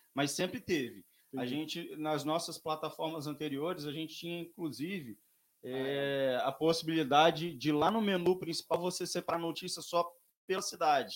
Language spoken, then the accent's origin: Portuguese; Vitória, Espírito Santo, Brazil; moved away as an adult; now in Domingos Martins, Brazil; eu sou de Vitória, é, fui nascido e criado em Vitória